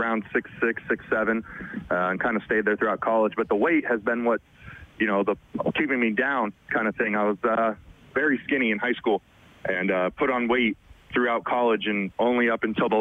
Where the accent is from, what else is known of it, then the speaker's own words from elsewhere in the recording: California, United States; moved away as an adult; also born or lived in Las Vegas, Nevada; I was born and raised in California.